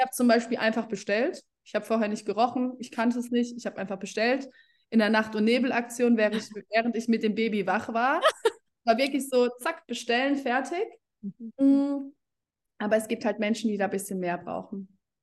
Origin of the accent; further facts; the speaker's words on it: Germany; Ich komme aus Deutschland